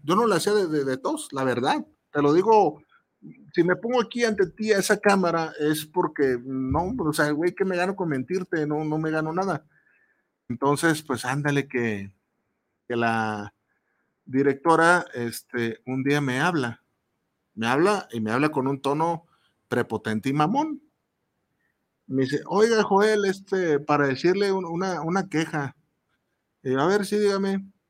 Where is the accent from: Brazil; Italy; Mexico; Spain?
Mexico; como, como mexicanos